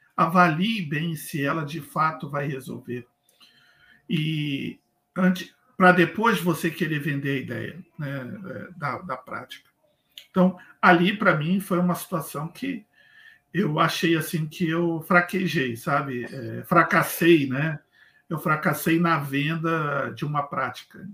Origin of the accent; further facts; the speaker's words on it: Rio de Janeiro, Brazil; moved away as an adult; now in Blumenau, Brazil; eu saí do Rio de Janeiro há sete anos, eu moro atualmente em Blumenau, Santa Catarina